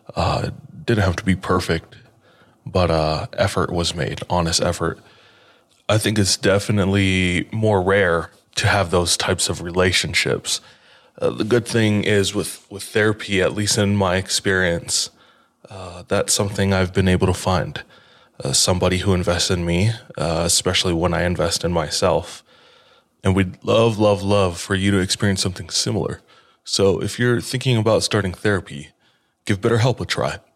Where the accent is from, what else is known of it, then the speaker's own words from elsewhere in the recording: Hawaii, United States; I grew up in Hawaii